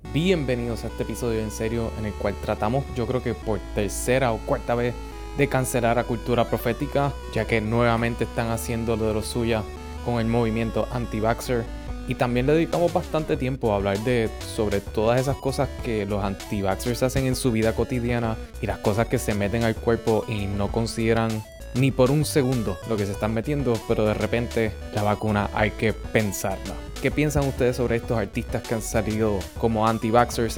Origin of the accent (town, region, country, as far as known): Puerto Rico